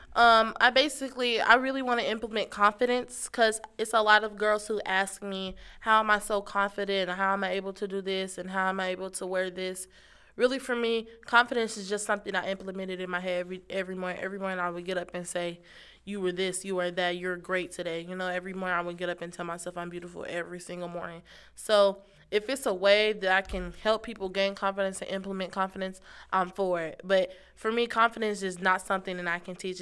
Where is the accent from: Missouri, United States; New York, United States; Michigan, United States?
Missouri, United States; Kansas City; I'm from Kansas City, Missouri